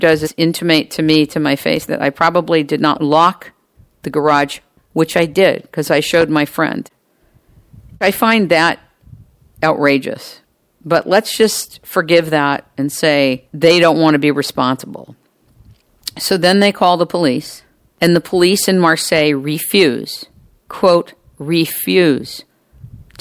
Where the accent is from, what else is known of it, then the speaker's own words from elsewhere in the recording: United States; I'm American